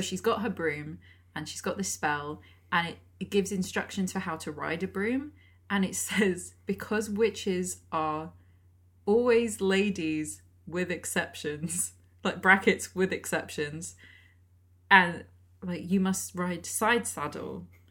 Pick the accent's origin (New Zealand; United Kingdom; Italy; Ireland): United Kingdom; Lake District, North West England; I'm from the Lake District